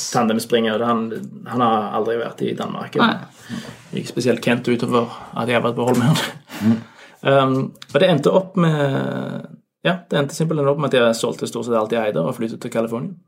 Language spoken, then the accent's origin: Norwegian; Norway; moved away as an adult; now in Denmark; jeg er nordmann